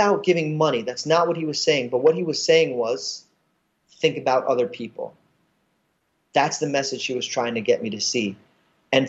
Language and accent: English; New York City, New York, United States; I'm from Brooklyn